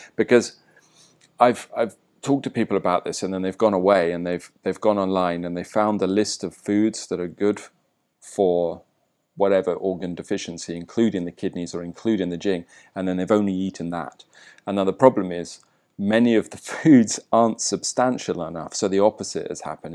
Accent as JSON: {"language": "English", "region": "England", "country": "United Kingdom", "moved": "yes", "lives_now": "Bali, Indonesia", "said": "I'm English"}